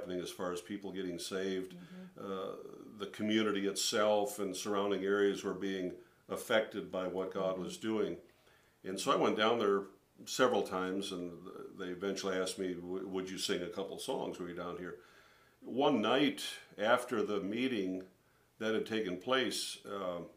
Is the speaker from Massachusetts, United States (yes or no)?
no; St. Paul Park, Minnesota, United States; I grew up in St. Paul Park, Minnesota, which is a suburb of St. Paul, Minnesota, Twin Cities area